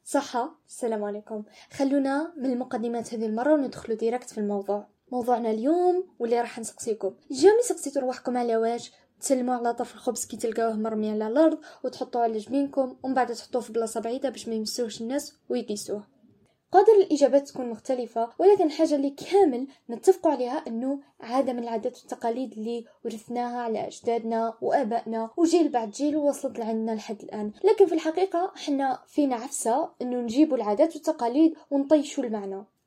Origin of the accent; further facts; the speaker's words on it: Algeria; بالنسبة لنا كجزائريين